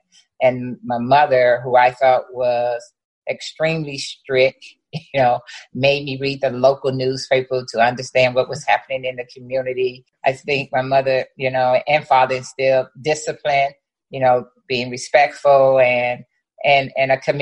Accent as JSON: {"language": "English", "town": "East St. Louis", "region": "Illinois", "country": "United States", "tie": "born or raised there", "moved": "as an adult", "said": "growing up in East St. Louis, predominantly Black, you know, city"}